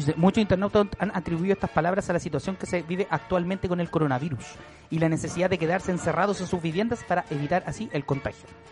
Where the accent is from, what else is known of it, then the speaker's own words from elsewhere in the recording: Valparaíso, Chile; now in Santiago, Chile; soy de Valparaíso